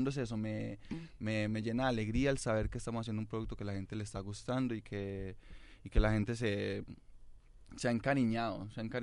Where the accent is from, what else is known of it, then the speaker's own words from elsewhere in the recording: Medellín, Antioquia, Colombia; now in Chile; Yo soy de Medellín, ah, mi papá es del Chocó y mi ah. mamá es de Córdoba.